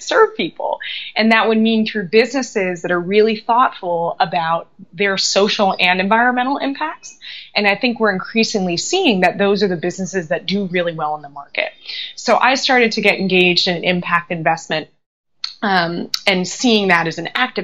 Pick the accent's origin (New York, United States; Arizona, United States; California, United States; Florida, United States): California, United States; Los Angeles; I grew up in Los Angeles.